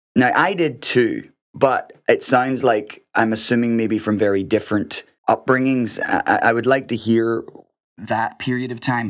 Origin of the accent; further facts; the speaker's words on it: Northern Ireland, United Kingdom; moved away; I'm coming from Northern Ireland